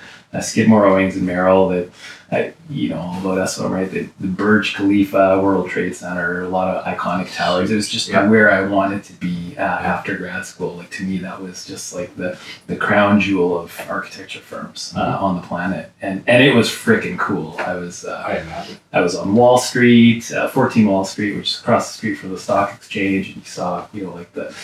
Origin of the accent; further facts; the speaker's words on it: Winnipeg, Manitoba, Canada; also born or lived in United States; I was born in Winnipeg. Parents immigrated from Greece in the 60s and 70s. So I grew up here